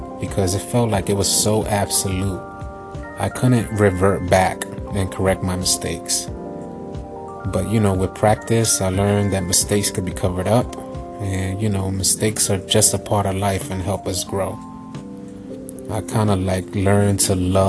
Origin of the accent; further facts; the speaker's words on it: New York City, New York, United States; I'm an 80s baby born and raised in the Lower East Side of New York City